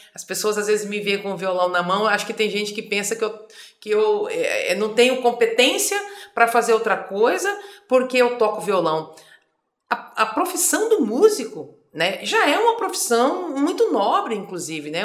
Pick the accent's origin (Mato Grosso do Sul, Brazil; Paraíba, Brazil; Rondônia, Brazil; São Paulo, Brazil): Mato Grosso do Sul, Brazil; Campo Grande; also born or lived in Fátima do Sul / Culturama; Nasci em Fátima do Sul, mas fui criada num distrito.